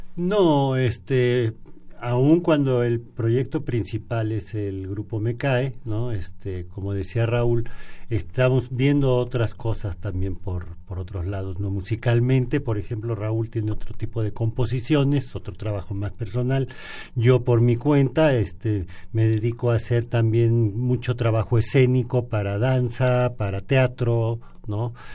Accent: Mexico; en este país todos como mexicanos

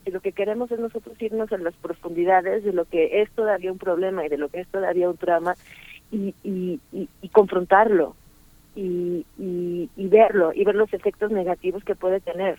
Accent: Mexico; moved away; also born or lived in Paris, France; yo veía como mexicana, aunque no me planteo como mexicana

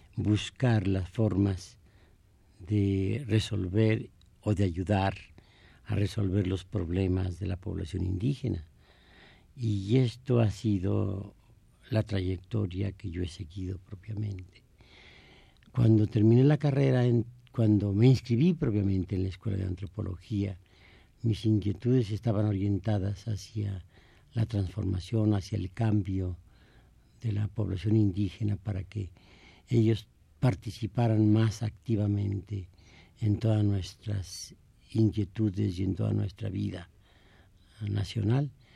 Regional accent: San Juan del Río, Querétaro, Mexico; also born or lived in Amealco, Querétaro; casi yo viví más tiempo en esta, en esta ciudad que en mi pueblo natal

